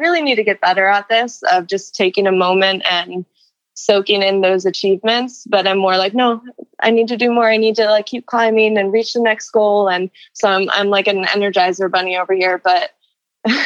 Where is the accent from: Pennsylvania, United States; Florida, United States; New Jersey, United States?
Florida, United States; We're both from Florida. We both went to Florida State